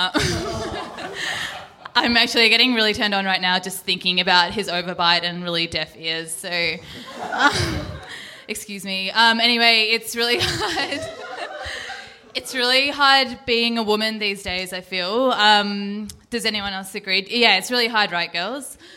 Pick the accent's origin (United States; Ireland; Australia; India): India; Hi, I'm I'm Indian, um